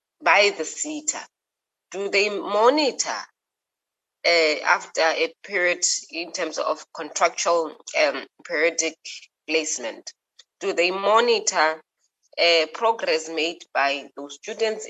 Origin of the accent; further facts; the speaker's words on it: Free State, South Africa; I'm from the Free State